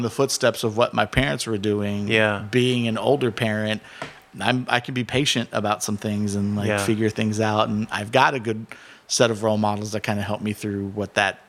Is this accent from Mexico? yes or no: yes; Jalisco, Mexico; And so growing up in Cerros, like with blue agave everywhere.